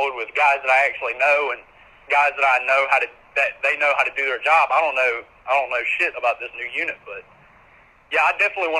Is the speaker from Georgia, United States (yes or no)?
yes; Georgia, United States; accent: hillbilly